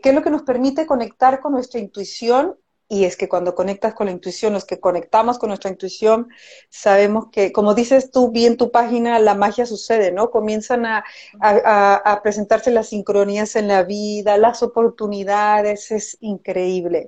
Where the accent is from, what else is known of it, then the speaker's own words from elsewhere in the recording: Mexico; now in Chile; yo soy mexicana